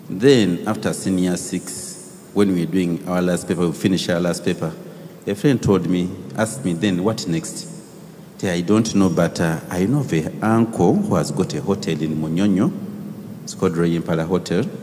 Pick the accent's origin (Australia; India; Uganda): Uganda; Tororo, Eastern Region; We come from Tororo hey. and from the Bangine tribe.